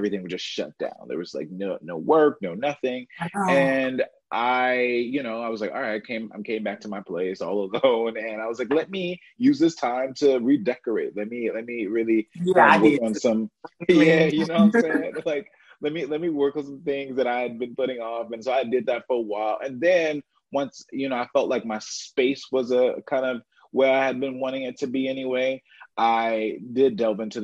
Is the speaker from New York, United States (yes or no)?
no; St. Louis, Missouri, United States; moved away; living here away from my family, I'm originally from St. Louis